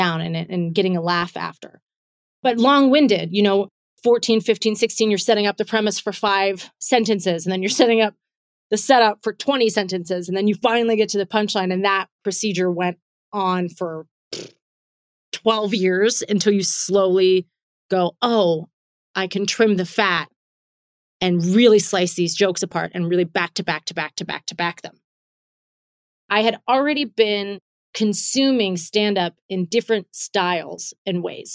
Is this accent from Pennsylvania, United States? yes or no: yes; McKees Rocks, Pennsylvania, United States; moved away as an adult; also born or lived in California / Florida; now in Pittsburgh, United States; I was born in McKees Rocks, Pennsylvania